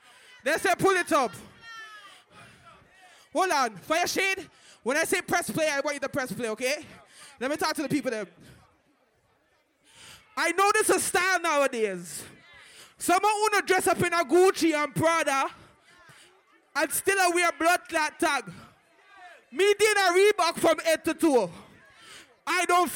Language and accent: English; Jamaica; You know I'm a Jamaican, so me have to play the Jamaican version.